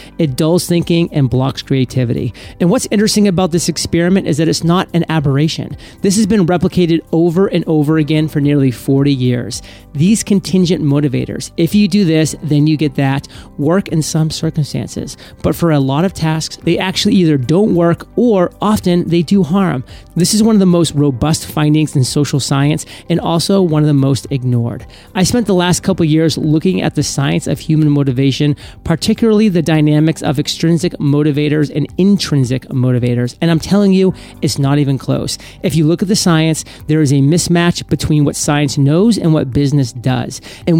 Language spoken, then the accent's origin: English; Washington, District of Columbia, United States; I'm an American. I don't believe in philosophy. This is a fact, or as we say in my hometown of Washington, D.C., a true fact.